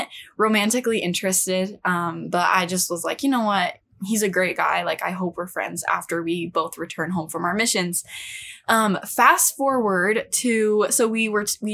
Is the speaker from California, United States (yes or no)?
yes; California, United States; moved away; also born or lived in Utah; I'm from California